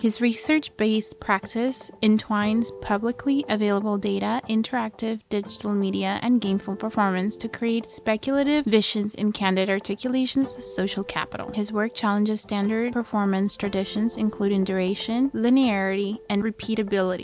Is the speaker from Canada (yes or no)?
yes; Coquitlam, British Columbia, Canada; I'm from Coquitlam